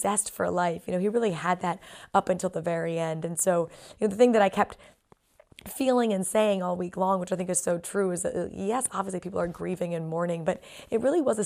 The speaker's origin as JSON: {"language": "English", "country": "United States", "said": "I'm American"}